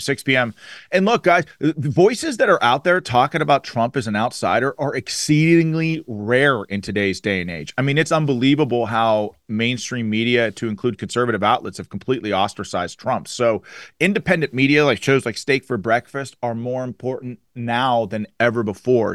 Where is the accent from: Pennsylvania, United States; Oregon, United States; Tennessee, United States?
Pennsylvania, United States; Western; I'm from Western Pennsylvania